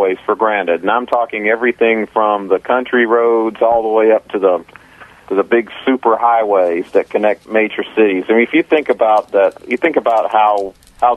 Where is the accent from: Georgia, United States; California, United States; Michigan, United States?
Georgia, United States; Atlanta; We're kind of a rare breed down here, native Georgians, or for that matter, native Atlantans